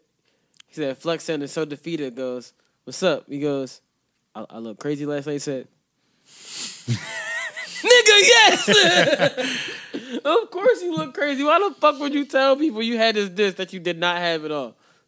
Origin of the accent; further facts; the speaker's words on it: New York, United States; You in New York. We in New York. I'm from New York.